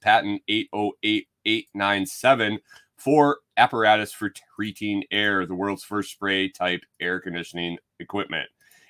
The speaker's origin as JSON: {"language": "English", "town": "Buffalo", "region": "New York", "country": "United States", "tie": "born or raised there", "said": "where I grew up in Western New York. Buffalo, moved to Syracuse"}